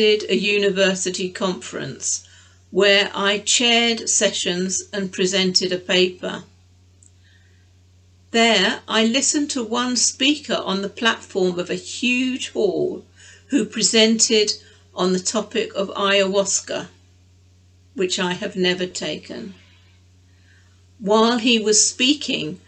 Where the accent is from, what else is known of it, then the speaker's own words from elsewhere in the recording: England, United Kingdom; My sister and I, we were brought up as English